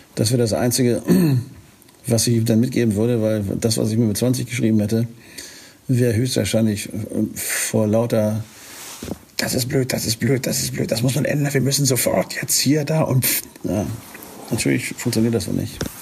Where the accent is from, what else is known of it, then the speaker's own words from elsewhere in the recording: Northern Germany, Germany; als Norddeutscher